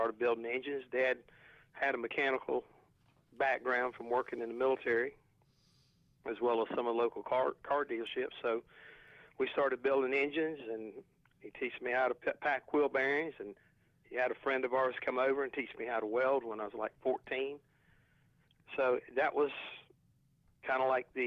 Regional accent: North Carolina, United States; where I was raised over in Dorado, North Carolina, we're just a bunch of old country contractors and farmers

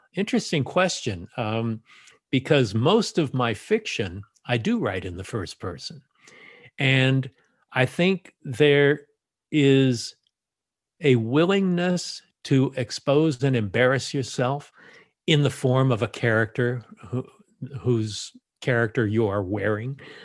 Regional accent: Los Angeles, California, United States; I was born in Los Angeles, so I'm a native

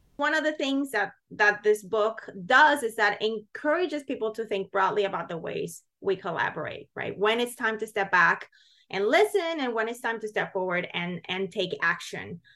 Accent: Puerto Rico; moved away as an adult; now in United States; as a teen growing up in Puerto Rico.

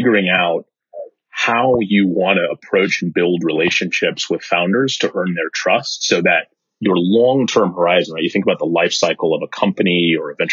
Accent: Bay Area, California, United States; I grew up in the Bay Area

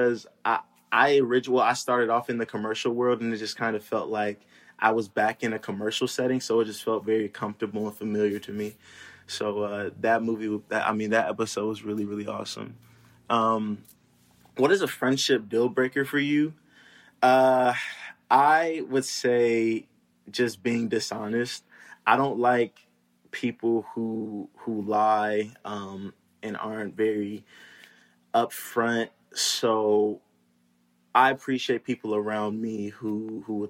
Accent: California, United States; also born or lived in St. Louis, Missouri; I was born in St. Louis, Missouri, but I grew up in California. So I would say that I'm Cali raised and then just like St. Louis born.

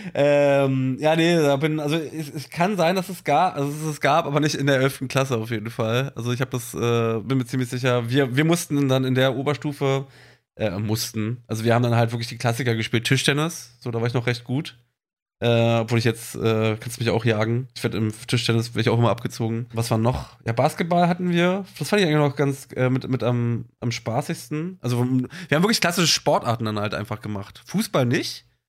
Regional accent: Germany; so bei uns in Deutschland

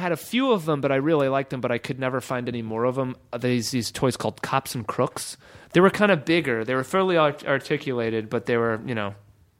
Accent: Nelson, British Columbia, Canada; I grew up in a small town called Nelson in British Columbia, Canada.

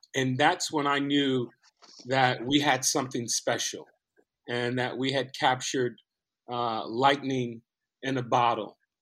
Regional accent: Compton, California, United States; growing up in Compton

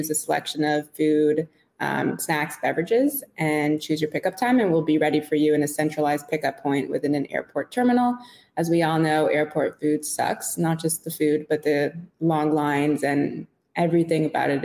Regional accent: Montreal, Quebec, Canada; moved away as an adult; also born or lived in London, Ontario / New York; I grew up in Montreal. So I'm Canadian.

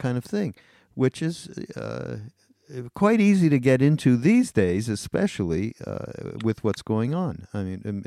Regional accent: Montreal, Quebec, Canada; I grew up in Montreal

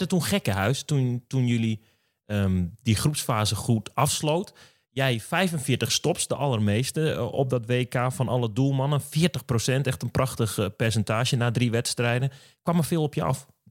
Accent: Drenthe, Netherlands; ik kom uit Drenthe

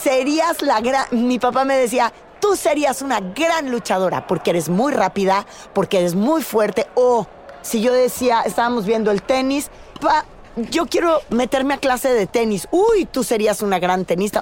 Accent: Tamaulipas, Mexico; soy una mujer tamaulipeca

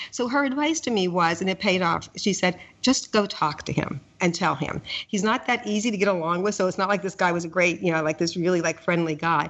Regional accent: Pittsburgh, Pennsylvania, United States; moved away; i grew up in Pittsburgh

